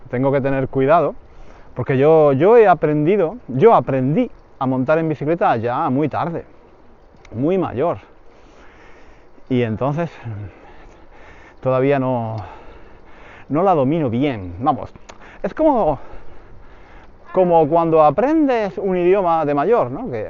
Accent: Granada, Andalusia, Spain; Yo soy de Granada y normalmente en verano íbamos a la playa en Málaga.

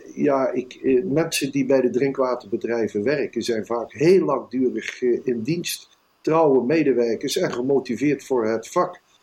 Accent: Netherlands; als Nederlander

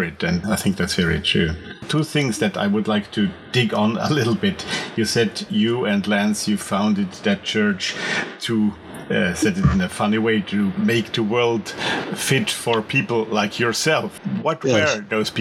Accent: Austria; also born or lived in Switzerland; I'm from Austria. I was born in Switzerland

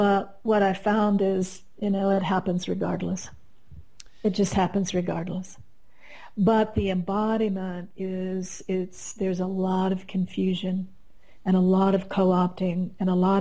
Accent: Midwest, United States; moved away as an adult; also born or lived in Kansas; now in Colorado, United States; I came from the Midwest, and my husband and I were still living there

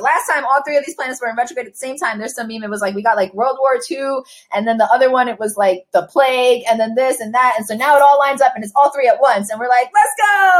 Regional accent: New York, United States; I grew up in East Harlem in the 90s

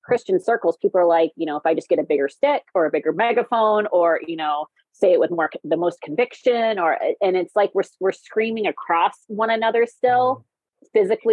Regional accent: the South, United States; now in Minnesota, United States; I live in Minnesota, but I'm from the South

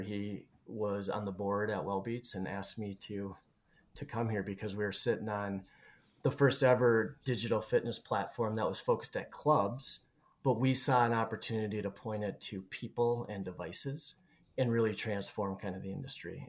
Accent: Twin Cities, Minnesota, United States; we're both from the Twin Cities area

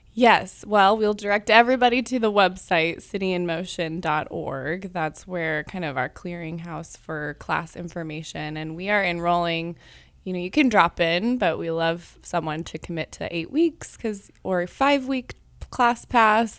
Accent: Kansas City, Missouri, United States; I grew up with City in Motion and came here every Saturday on Main Street to take classes, um, since I was six

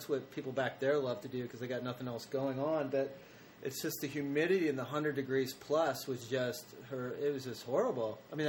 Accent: Ohio, United States; moved away as an adult; now in Los Angeles, United States; Yeah, I went all the way back to the wonderful, beautiful Ohio.

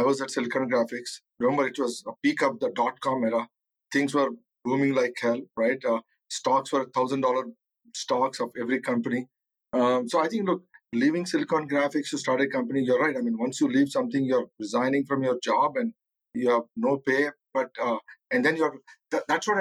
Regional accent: Kakinada, Andhra Pradesh, India; moved away as an adult; now in United States; I come from a small town in India called Kakinada. So you have to look, growing up in India, it's a humbling experience

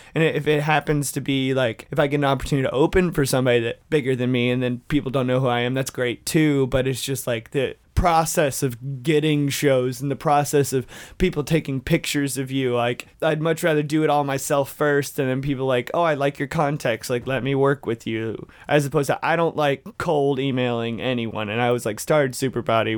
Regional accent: Dalton, Georgia, United States; ninety percent of the world's carpet is made in my hometown

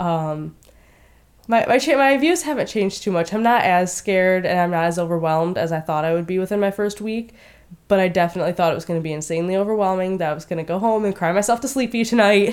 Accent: Westland, Michigan, United States; moved away as an adult; also born or lived in Marietta, Ohio; I am from Westland, Michigan, which is right around Detroit

